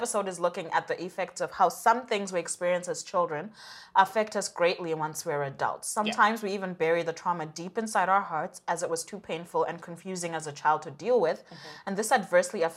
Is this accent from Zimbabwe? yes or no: yes; Zimbabwe; moved away; we grew up in Zimbabwe, both of us